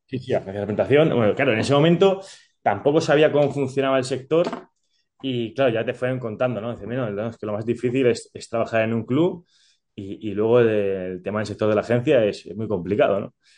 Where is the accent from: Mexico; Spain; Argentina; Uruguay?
Spain; Málaga, Andalusia; also born or lived in Naples, Italy; Yo que crecí en Andalucía, en Málaga